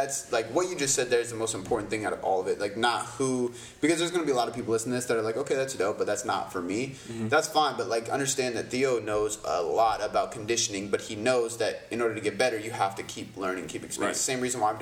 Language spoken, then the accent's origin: English; Canada; I'm Canadian